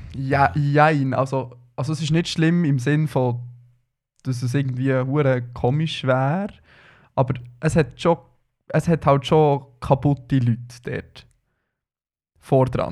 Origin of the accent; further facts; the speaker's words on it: Switzerland; wir sind so eine kleine, herzige Community als Schweizer Twitterer